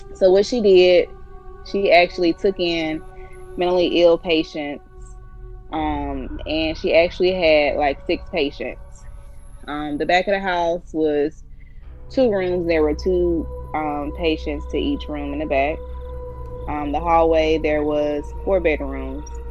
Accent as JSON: {"language": "English", "region": "Alabama", "country": "United States", "tie": "born or raised there", "said": "I was raised in Alabama"}